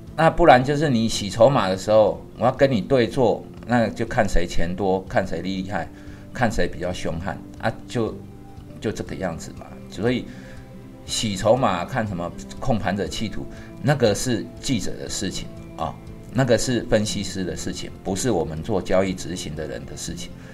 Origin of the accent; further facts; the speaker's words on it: Taiwan; 我是台湾人啊